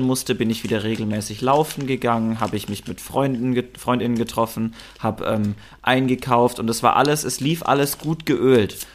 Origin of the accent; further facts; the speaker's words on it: Germany; also born or lived in Berlin; ich fühle mich als Deutscher. Ich bin deutsch